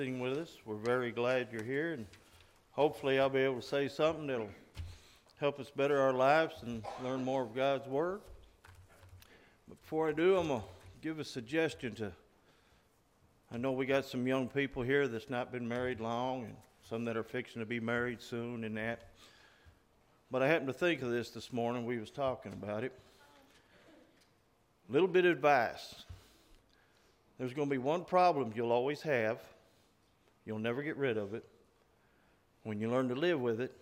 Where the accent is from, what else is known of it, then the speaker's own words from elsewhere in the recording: Oklahoma, United States; growing up in Oklahoma